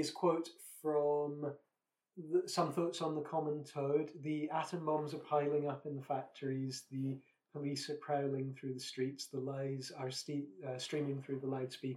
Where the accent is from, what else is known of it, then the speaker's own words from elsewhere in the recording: Scotland, United Kingdom; I'm from Scotland